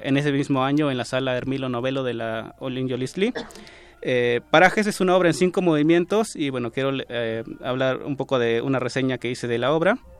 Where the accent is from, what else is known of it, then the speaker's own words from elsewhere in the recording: Oaxaca, Mexico; moved away; Desde que tengo uso de razón, mi vida ha girado alrededor de lo que mi pueblo, San Juan de la Vía, me ha mostrado